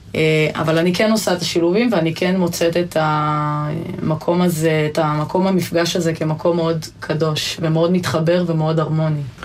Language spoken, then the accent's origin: Hebrew; Ein Vered, Hefer Valley, Central District, Israel; בעין ורד ובכל מיני עמק חפר ואזורים שגדלתי בהם